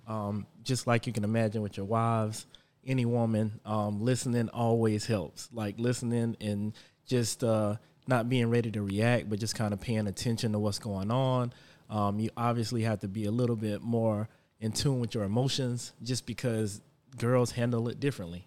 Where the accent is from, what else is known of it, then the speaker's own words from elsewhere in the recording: Florence, South Carolina, United States; also born or lived in Charlotte, North Carolina; now in Indian Land, United States; I'm from Florence, South Carolina, but I currently just moved to Indian land after living in Charlotte.